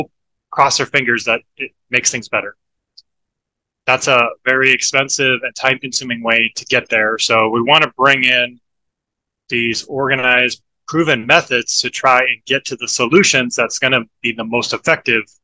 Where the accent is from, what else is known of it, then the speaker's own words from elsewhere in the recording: Iowa, United States; moved away as an adult; also born or lived in Portland, Oregon; now in Florida, United States; I grew up in Iowa